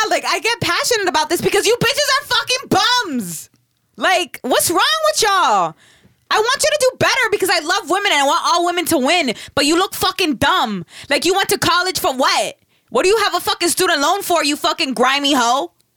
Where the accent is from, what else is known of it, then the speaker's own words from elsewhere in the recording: the South, United States; I'm from the South. I say bitches as in women